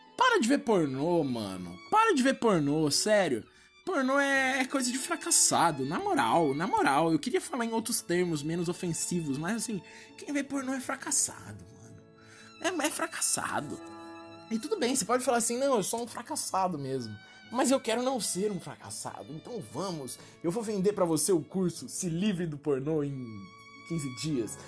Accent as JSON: {"language": "Portuguese", "country": "Brazil", "said": "eu sou brasileiro"}